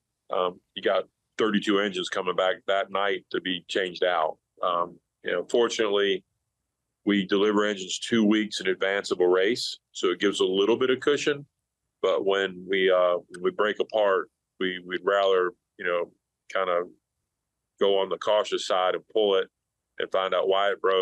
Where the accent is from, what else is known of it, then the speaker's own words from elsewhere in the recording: Charlotte, North Carolina, United States; also born or lived in Oak Park, Illinois; I moved down to Charlotte when I was 7 years old